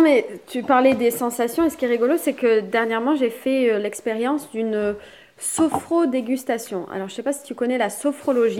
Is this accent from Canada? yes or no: no; Toulouse, Occitania, France; Je suis de Toulouse